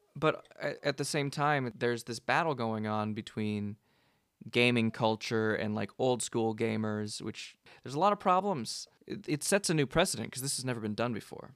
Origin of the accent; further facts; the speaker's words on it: Gilroy, California, United States; moved away as an adult; now in Seattle, United States; I grew up in Gilroy